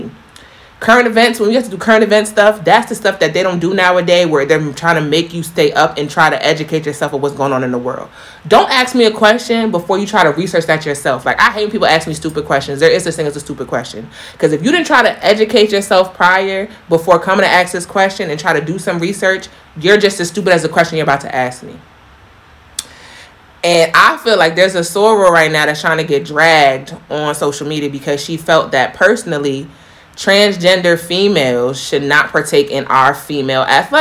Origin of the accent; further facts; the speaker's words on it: New York, United States; I'm from New York, so y'all know I was living in Greenwich Village